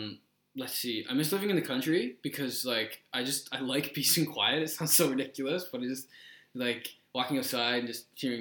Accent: Toronto, Ontario, Canada; moved away; I'm from Toronto.

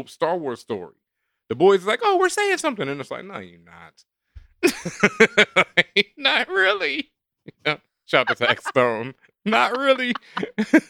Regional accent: Houston, Texas, United States; now in New York, United States; I'm from Houston

